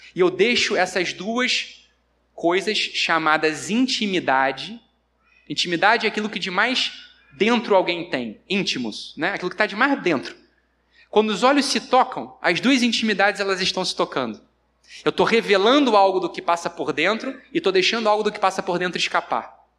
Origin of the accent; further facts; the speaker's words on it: Rio de Janeiro, Brazil; Eu sou carioca